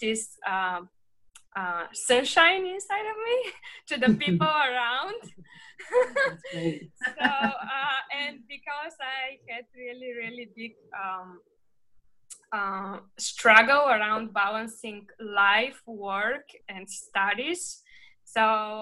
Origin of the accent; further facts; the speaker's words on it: Bulgaria; moved away; when I was growing up in Bulgaria.